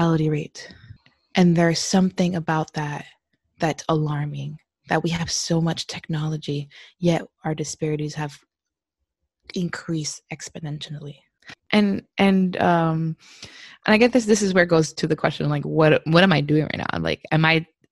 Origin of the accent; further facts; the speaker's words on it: Hialeah, Florida, United States; moved away as an adult; also born or lived in Alabama; now in California, United States; I grew up in Hialeah in Miami.